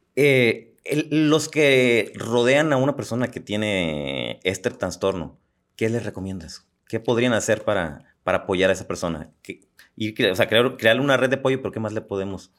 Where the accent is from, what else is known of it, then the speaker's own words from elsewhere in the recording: Los Mochis, Sinaloa, Mexico; moved away; me fui a la ciudad de los mochis, de donde yo soy